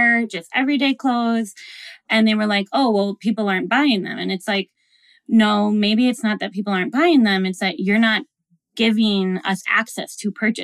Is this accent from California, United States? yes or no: no; Minneapolis, Minnesota, United States; I'm from Minnesota. I'm from Minneapolis.